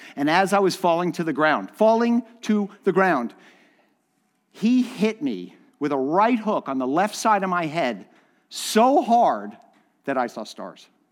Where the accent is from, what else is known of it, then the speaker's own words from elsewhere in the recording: Miami, Florida, United States; I grew up in Miami